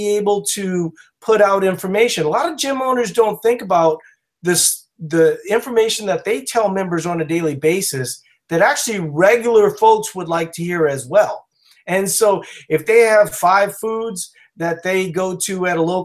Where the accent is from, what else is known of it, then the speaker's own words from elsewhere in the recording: Louisiana, United States; moved away; also born or lived in Minnesota; I'm from Louisiana originally